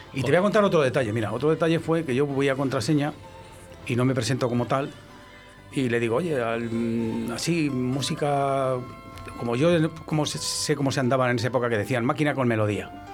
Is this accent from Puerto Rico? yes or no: no; Valladolid, Castile and León, Spain; soy de Valladolid